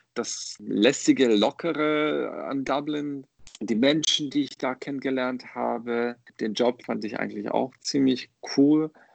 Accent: Bosnia & Herzegovina; German is a second language; moved away as an adult; also born or lived in Croatia / Ireland; now in Germany; Geboren bin ich in Bosnien und da habe ich 18 Jahre lang gelebt

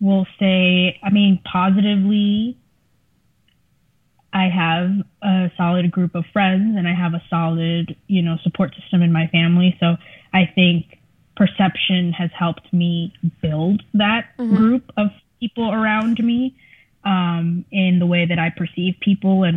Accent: South Florida, United States; first language Spanish; English is a second language; I am from South Florida, which offered me a very unique perspective of the world in that I grew up around people who looked like me

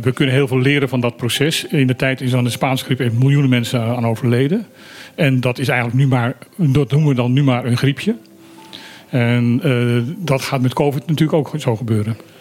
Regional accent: Suriname; moved away; ik heb in mijn jeugd in Suriname gewoond

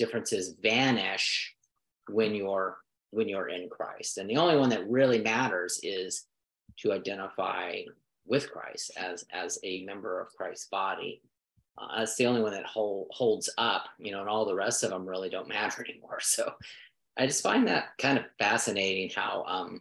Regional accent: United States; I was born in America. That makes me an American citizen

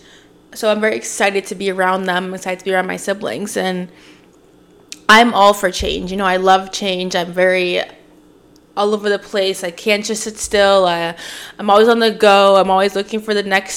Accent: Oshawa, Ontario, Canada; moved away as an adult; also born or lived in Toronto / Scarborough / Pickering / Whitby; now in Montreal, Canada; I was born here

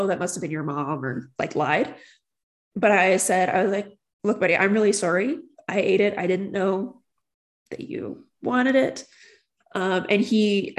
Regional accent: St. Albert, Alberta, Canada; growing up in St. Albert, there was a problem with drunk driving

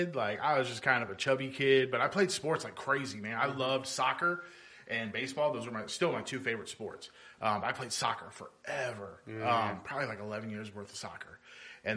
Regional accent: North Highlands, California, United States; moved away; I grew up in North Highlands, and that's where I first started playing soccer at.

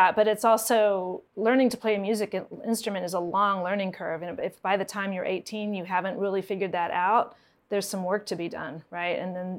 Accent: Harrisonburg, Virginia, United States; moved away as an adult; also born or lived in Rochester, New York / New York City; I grew up in Harrisonburg, Virginia, which is about an hour away from here. My parents are musicians, and my dad was the orchestra director at James Madison University, and my mom was a music ed professor at Eastern Mennonite University. So I've been in this area for a long time.

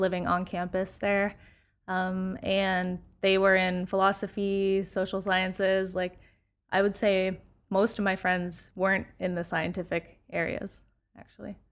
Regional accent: London, Ontario, Canada; moved away as an adult; now in United States; London, my hometown, um, and where we went to school.

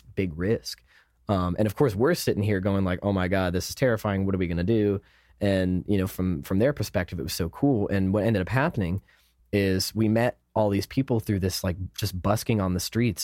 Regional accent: United States; we're American

